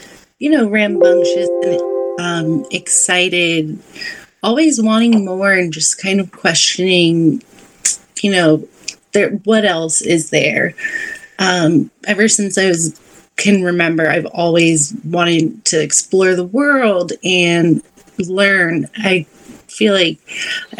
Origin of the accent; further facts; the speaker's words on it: South Florida, United States; I grew up in South Florida, so we would go out to the Everglades